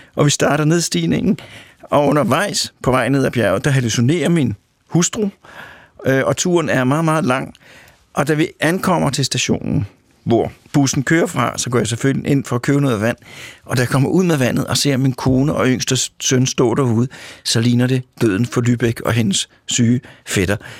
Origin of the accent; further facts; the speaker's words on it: Denmark; Jeg kommer fra Danmark. Jeg er opdraget til at forholde mig til vand, kviksand, hestehuller